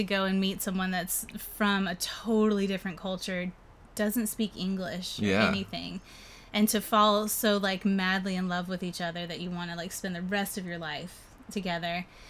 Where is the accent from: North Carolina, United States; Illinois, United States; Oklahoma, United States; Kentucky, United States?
North Carolina, United States; Fayetteville; So I was born in Fayetteville, North Carolina. So I'm from the South. I was actually born at an Army base in Fort Bragg. My dad was in the Army.